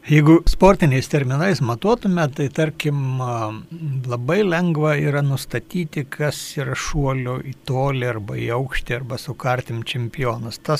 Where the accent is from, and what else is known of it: Lithuania